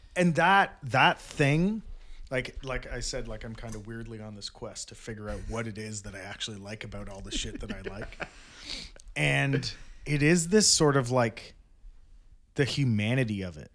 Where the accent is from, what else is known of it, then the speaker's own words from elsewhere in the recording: Brampton, Ontario, Canada; I grew up in Brampton